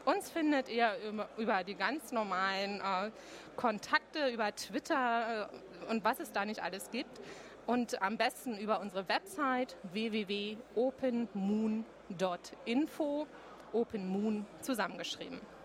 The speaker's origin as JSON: {"language": "German", "region": "Berlin", "country": "Germany", "said": "als Berlinerin"}